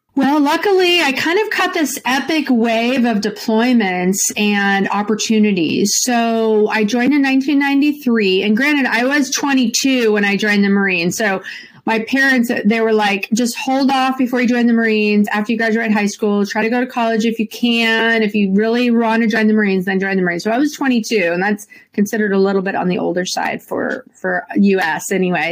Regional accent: Santa Rosa, California, United States; I was born and raised in Santa Rosa, California, which is just about an hour north of San Francisco

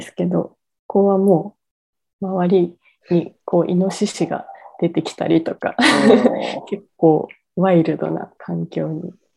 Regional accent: Tokyo, Japan; moved away as an adult; also born or lived in Ogijima, Takamatsu, Kagawa; now in Takamatsu, Japan; 私は、えー、元々東京の出身なんですけれども、

